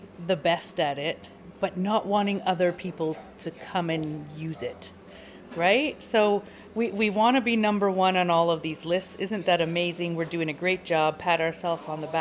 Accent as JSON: {"language": "English", "country": "Canada", "tie": "born or raised there", "moved": "as an adult", "lives_now": "Finland", "said": "as a Canadian, I grew up entirely with diversity"}